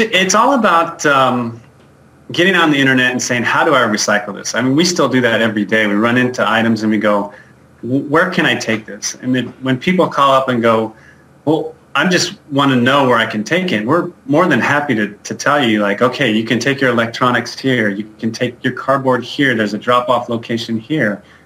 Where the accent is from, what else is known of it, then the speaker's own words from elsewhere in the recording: Albuquerque, New Mexico, United States; moved away as an adult; now in Denver, United States; I was born and raised in Albuquerque, New Mexico